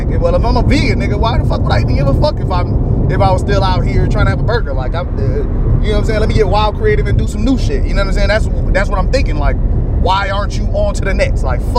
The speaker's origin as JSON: {"language": "English", "town": "Miami", "region": "Florida", "country": "United States", "tie": "born or raised there", "said": "I grew up in Miami."}